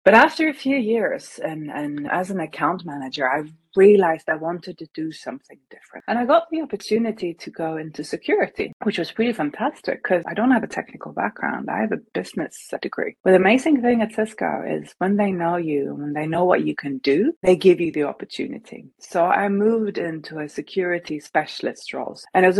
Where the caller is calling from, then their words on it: Stockholm, Stockholm County, Sweden; So I'm joining you from Stockholm, Sweden.